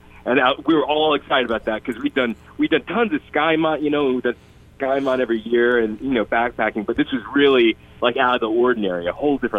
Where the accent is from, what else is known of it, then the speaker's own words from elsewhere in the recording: LaFayette, Georgia, United States; moved away; also born or lived in Chattanooga, Tennessee; I'm from Lafayette, Georgia. That's where I grew up. And I ended up going to high school in Chattanooga.